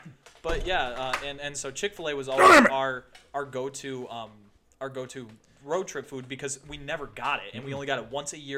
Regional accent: Michigan, United States; growing up, we're from Michigan

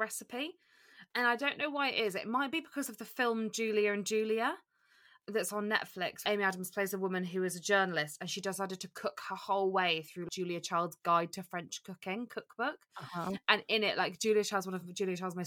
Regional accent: United Kingdom; We're British.

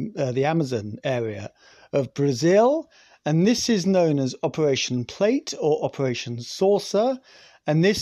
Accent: Scotland, United Kingdom; I'm Scottish.

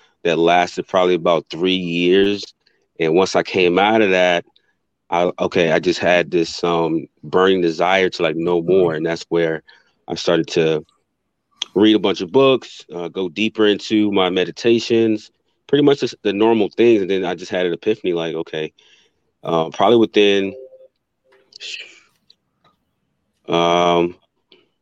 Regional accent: Virginia, United States; I'm from the East Coast, I'm actually from Virginia

